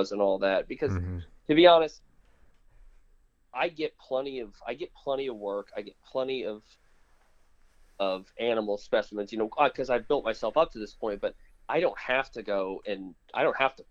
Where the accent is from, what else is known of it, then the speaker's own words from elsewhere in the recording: Florida, United States; I grew up in Florida